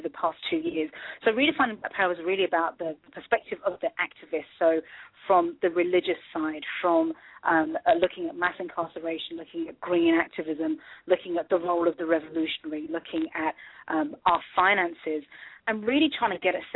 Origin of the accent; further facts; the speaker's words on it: United Kingdom; moved away as an adult; now in United States; I am black. I was born in the UK. I've been here in the US for 5 years.